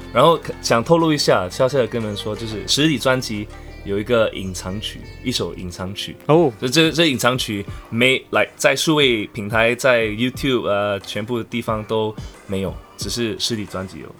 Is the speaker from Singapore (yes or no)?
yes; Singapore; first language English; Chinese is a second language; 我是来自新加坡的创作歌手